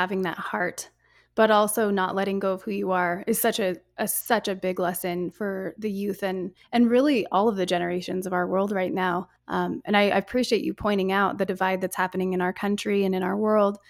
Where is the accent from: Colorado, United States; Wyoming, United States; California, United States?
Wyoming, United States